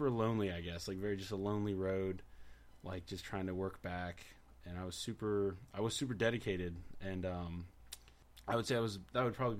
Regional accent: Rancho Cucamonga, California, United States; I grew up in Rancho Cucamonga pretty much my whole life

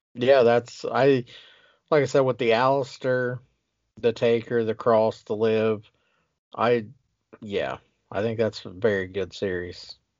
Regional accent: Ohio, United States; now in Wisconsin, United States; I'm from Ohio as well

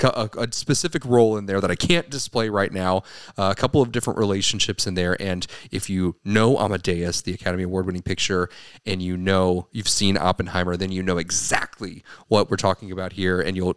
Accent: Ireland; Mostly because he's Irish. I'm Irish.

